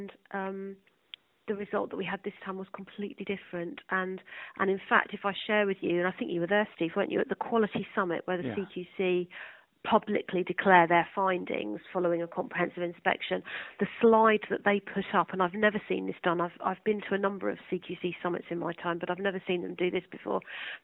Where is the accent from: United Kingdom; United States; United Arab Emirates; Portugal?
United Kingdom; Sussex, South East England; also born or lived in London; I was born and brought up in Sussex